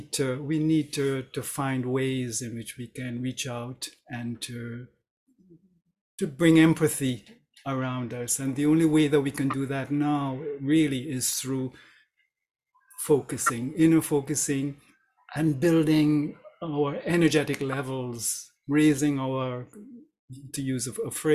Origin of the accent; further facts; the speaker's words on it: Montreal, Quebec, Canada; also born or lived in Florida; I'm from Montreal, Canada, but I'm a snowbird and I spend 6 months a year in Florida